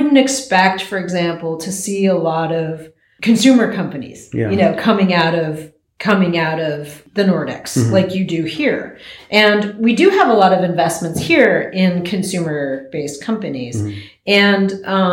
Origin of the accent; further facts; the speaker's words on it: United States; I am American